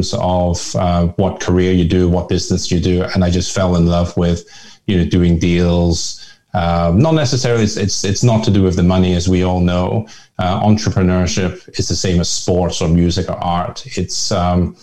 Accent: Belfast, Northern Ireland, United Kingdom; first language Hakka; English is a second language; moved away as an adult; now in Hong Kong; I was actually born and raised in Belfast, Northern Ireland, which is part of the UK.

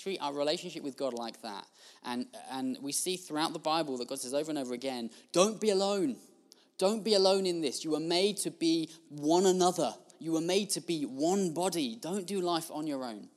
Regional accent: United Kingdom; we're British

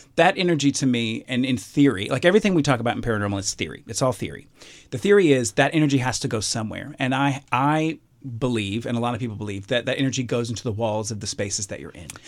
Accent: Alabama, United States; I'm from Alabama, grew up in Alabama.

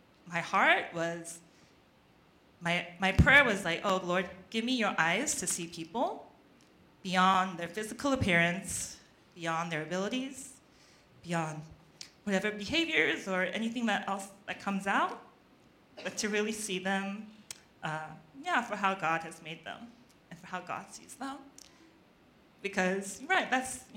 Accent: Australia; moved away; my cousin's home where I grew up in Australia

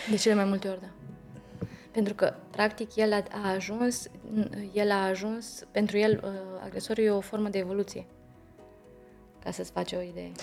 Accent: Romania; în ADN-ul nostru ca români

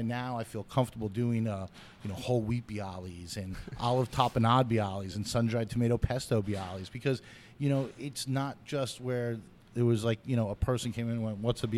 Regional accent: New York City, New York, United States; I'm a New Yorker through and through, and I always grew up, my dad would always get bagels and bialys together.

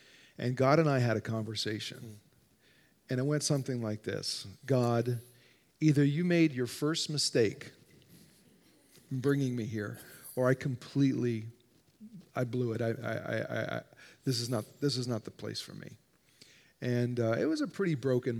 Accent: New Jersey, United States; moved away as an adult; now in Illinois, United States; I grew up in New Jersey, and we were in New Jersey for 7 years

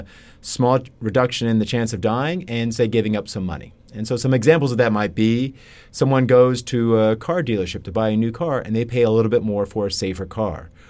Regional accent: Lexington, Kentucky, United States; I grew up in Lexington, Kentucky, on a farm just outside of the town.

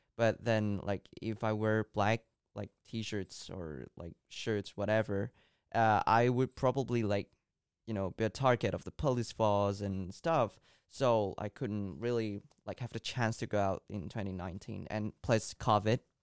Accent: Hong Kong; first language Cantonese; English is a second language; I was born and raised in Hong Kong

